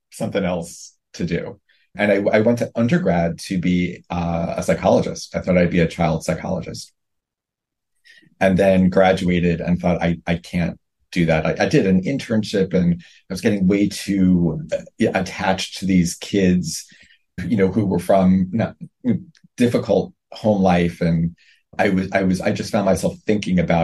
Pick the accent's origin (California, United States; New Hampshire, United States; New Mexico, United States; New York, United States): New York, United States; New York City; I grew up in Brooklyn